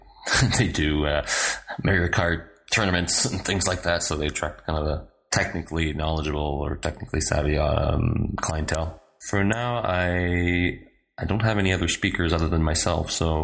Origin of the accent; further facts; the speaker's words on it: Canada; now in Lille, France; I'm a Canadian developer and user experience designer, and I'm based in Lille, France.